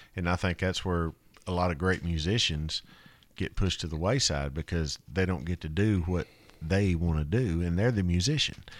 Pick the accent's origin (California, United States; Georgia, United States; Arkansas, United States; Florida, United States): Arkansas, United States; North Little Rock; North Little Rock, Arkansas